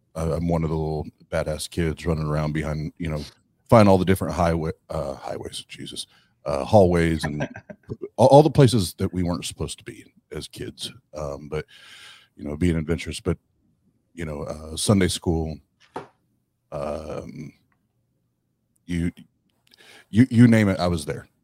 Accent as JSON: {"language": "English", "town": "Kokomo", "region": "Indiana", "country": "United States", "tie": "born or raised there", "said": "Kokomo, Indiana, my hometown."}